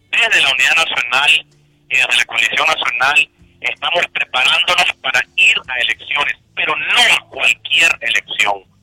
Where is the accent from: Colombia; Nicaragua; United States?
Nicaragua